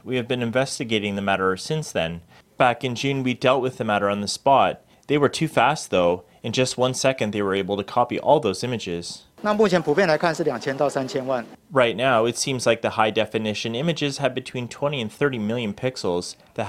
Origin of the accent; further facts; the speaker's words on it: Malaysia; I'm from Malaysia. We only have fake wisteria there. No real wisteria.